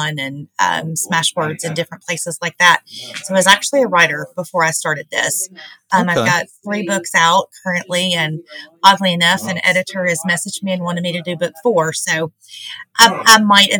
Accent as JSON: {"language": "English", "town": "Hendersonville", "region": "Tennessee", "country": "United States", "tie": "born or raised there", "moved": "as an adult", "lives_now": "Portland, United States", "said": "I'm originally from Hendersonville. I graduated from Beach High School in 94"}